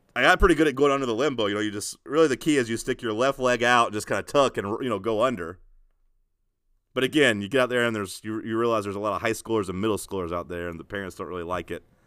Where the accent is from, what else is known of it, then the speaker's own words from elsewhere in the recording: United States; I'm American